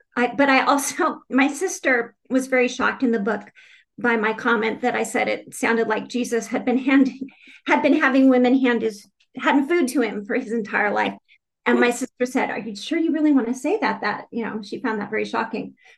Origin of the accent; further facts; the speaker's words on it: Phoenix, Arizona, United States; moved away as an adult; also born or lived in Tucson, Arizona; now in Richmond, United States; I grew up in Phoenix, Arizona